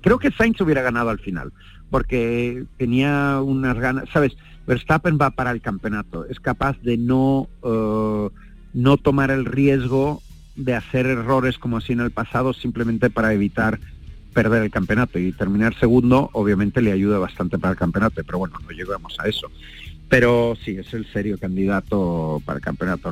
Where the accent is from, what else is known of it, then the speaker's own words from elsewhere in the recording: Spain; somos españoles